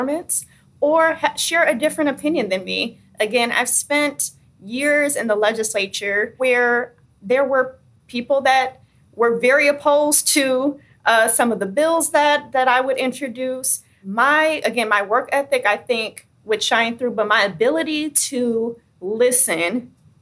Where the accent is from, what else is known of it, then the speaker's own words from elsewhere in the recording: Michigan, United States; my hometown